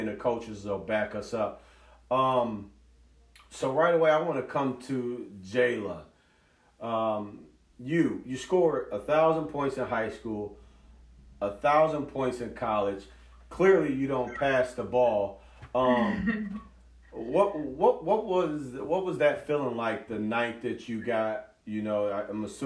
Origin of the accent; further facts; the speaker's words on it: Kenosha and Racine, Wisconsin, United States; we're all from Kenosha and Racine